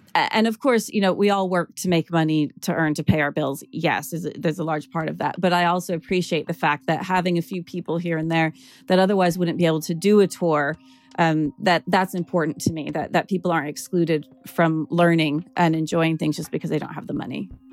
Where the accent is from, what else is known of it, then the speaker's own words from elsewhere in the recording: United States; now in London, United Kingdom; as an American